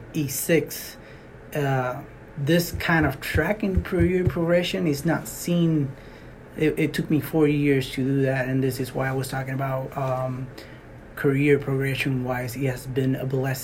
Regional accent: Puerto Rico; moved away as an adult; also born or lived in Alaska; now in Fort Greely, United States; I am from Puerto Rico. I was born in Puerto Rico, 23, I was in Puerto Rico

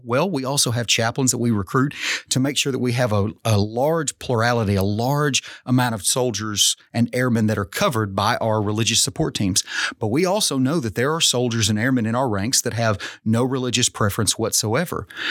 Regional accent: Arkansas, United States; as all Arkansans

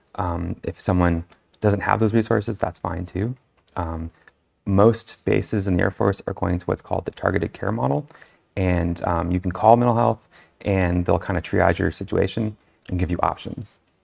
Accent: California, United States; now in New Mexico, United States; I'm originally from California.

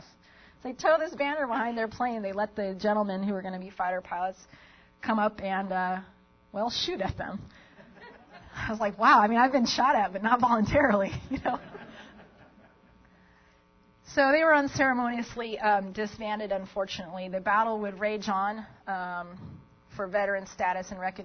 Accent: Las Vegas, Nevada, United States; moved away; I grew up in Las Vegas, Nevada

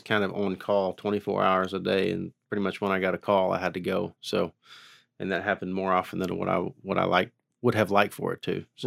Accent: Haskell, Oklahoma, United States; born and raised in Haskell, Oklahoma, uh, about thirty miles southeast of Tulsa here

